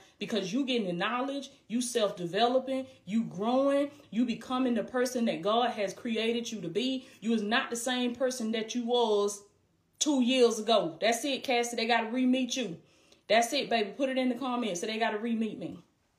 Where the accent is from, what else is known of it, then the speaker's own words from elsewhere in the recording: Blakely, Georgia, United States; Blakely, Georgia, my hometown, anything.